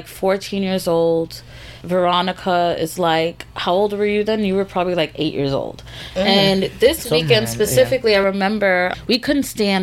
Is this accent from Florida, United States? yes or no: yes; Florida, United States; moved away as an adult; I grew up here in the South in Florida.